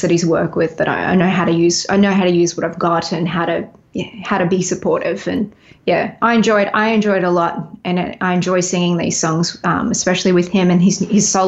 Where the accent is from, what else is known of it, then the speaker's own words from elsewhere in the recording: Nashville, Tennessee, United States; also born or lived in Los Angeles, United States; I know it is my it is my hometown. I've been here like I was in LA for was in LA for a little bit longer than I've been in Nashville now